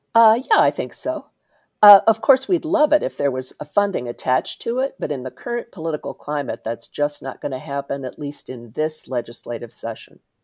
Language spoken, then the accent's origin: English; Indiana, United States; I grew up in Indiana